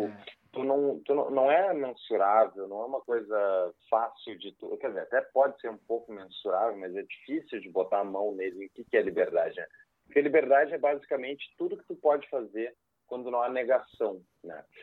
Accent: Porto Alegre, Rio Grande do Sul, Brazil; sou natural de Porto Alegre, cresci aqui nessa cidade

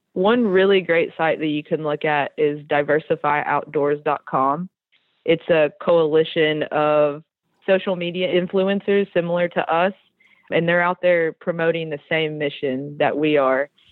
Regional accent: Tennessee, United States; now in Georgia, United States; I grew up in Tennessee, and my mom is from Tennessee and my dad is from Mexico.

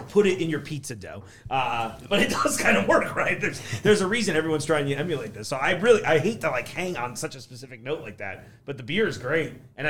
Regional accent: East Coast, United States; now in Hamilton, United States; growing up on the East Coast

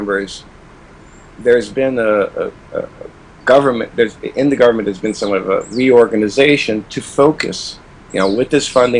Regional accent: United States; I am American.

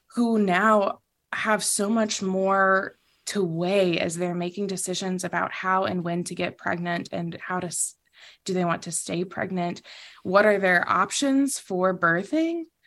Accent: the South, United States; also born or lived in Philippines; I was raised in the South

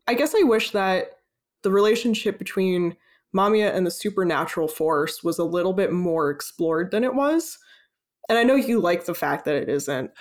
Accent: United States; we're both American

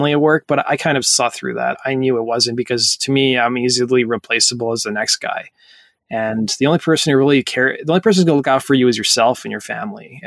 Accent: Edson, Alberta, Canada; when I grew up in Edson, the only girls I was surrounded by was Caucasian girls.

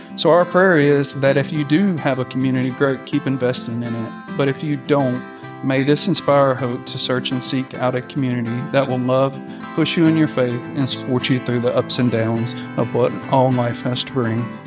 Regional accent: Alabama, United States; now in Mississippi, United States; I was raised in Alabama, um, by my two wonderful parents

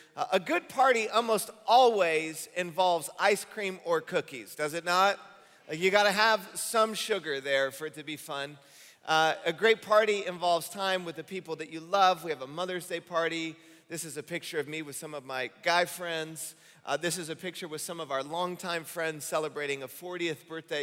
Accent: Michigan, United States; moved away as an adult; I grew up in Michigan

